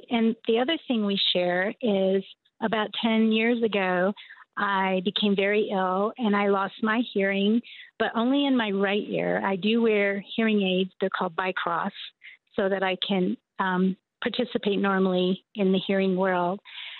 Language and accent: English; Michigan, United States; I was born in Michigan.